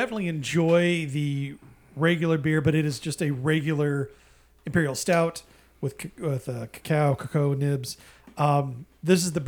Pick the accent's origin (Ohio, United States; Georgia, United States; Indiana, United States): Indiana, United States; moved away; From my home state